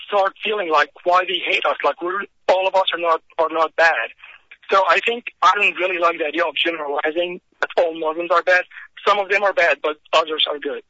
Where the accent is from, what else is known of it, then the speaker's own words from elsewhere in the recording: Egypt; moved away as an adult; now in United States; I came from Egypt to U.S.